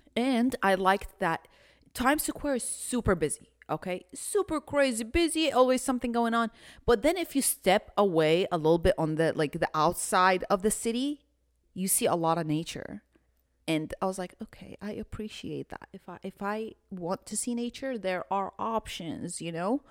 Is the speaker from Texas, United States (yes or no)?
yes; Houston, Texas, United States; We're from Houston